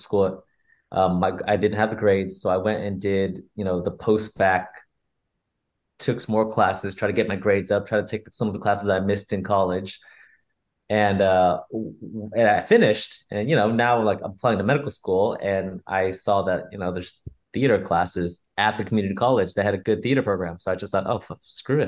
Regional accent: San Jose, California, United States; now in Los Angeles, United States; I grew up in San Jose

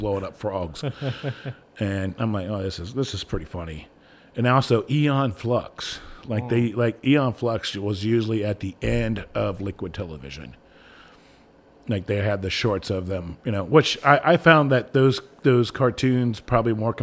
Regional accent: Ohio, United States; I'm from Ohio.

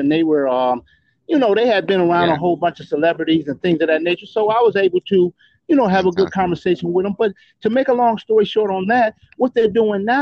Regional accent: Detroit, Michigan, United States; I grew up on the hardcore streets of Detroit, Michigan, on Grand River and Whitney.

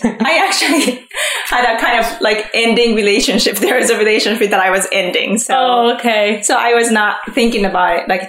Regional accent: Japan; moved away; also born or lived in Philadelphia; so I'm from Japan.

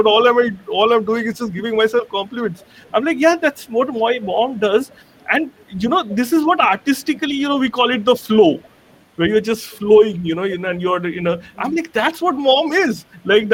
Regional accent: Kolkata, West Bengal, India; born or raised there; moved away as an adult; also born or lived in Mumbai

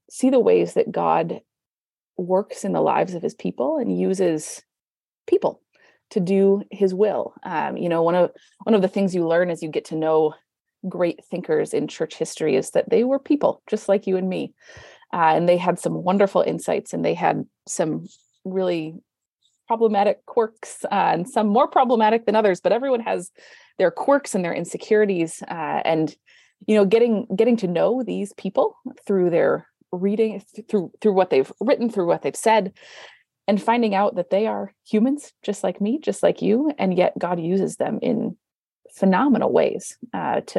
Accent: California, United States; moved away as an adult; now in Canada; I I came from Canada uh, to Canada from California

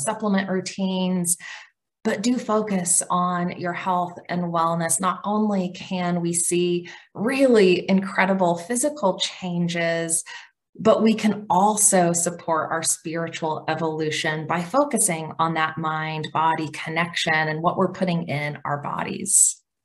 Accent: Oklahoma, United States; I'm Cherokee from Oklahoma

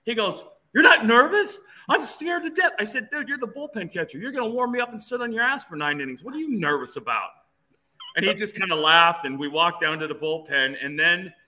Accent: Phoenix, Arizona, United States; I grew up in Phoenix

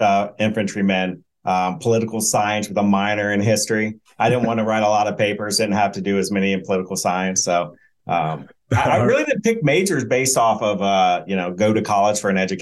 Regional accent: Ohio, United States; I was born in Ohio, went to Ohio State

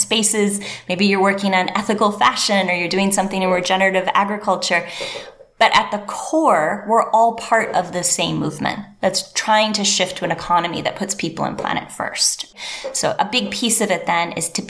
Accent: Northern Michigan, United States; moved away as an adult; also born or lived in Asia; I'm from Northern Michigan, very deep roots in that area

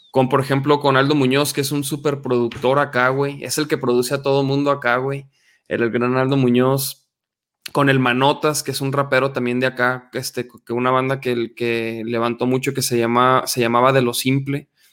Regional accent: Chihuahua, Mexico; moved away as an adult; now in Guadalajara, Mexico; Yo soy de Chihuahua, yo soy del norte del país precisamente y me vine acá a Guadalajara este, hace como casi 14 años

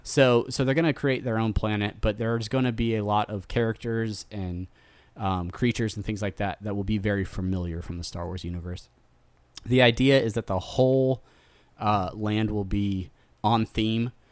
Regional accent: Southern California, United States; I grew up in Southern California

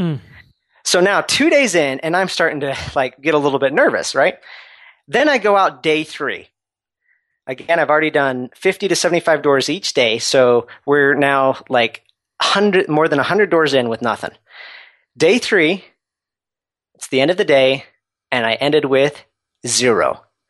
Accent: Utah, United States; I'm from Utah originally, and I went out to Southern California

